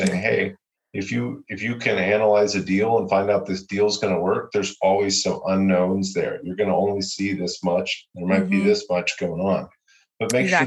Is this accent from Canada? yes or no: no; Louisville, Kentucky, United States; now in Austin, United States; I'm from Louisville, Kentucky. Obviously, I live in Austin